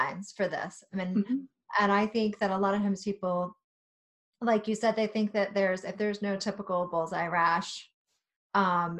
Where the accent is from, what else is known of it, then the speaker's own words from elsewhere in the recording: Virginia, United States; I grew up in Virginia